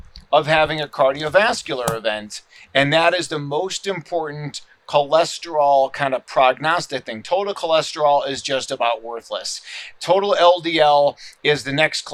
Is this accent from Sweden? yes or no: no; Chicago, Illinois, United States; now in Scottsdale, United States; my hometown right. of Chicago